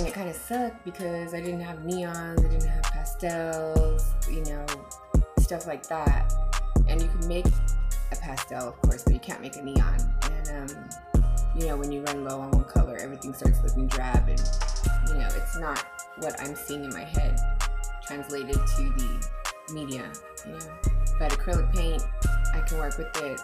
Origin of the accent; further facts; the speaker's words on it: San Antonio, Texas, United States; I'm from the West Side originally